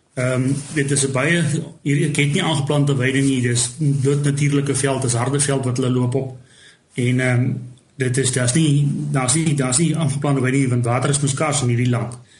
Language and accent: Afrikaans; south of Keetmanshoop, ǁKaras, Namibia; also born or lived in Windhoek, Namibia / near Mariental, Namibia; die syde, syd van Keetmans, daar's waar ek groot geword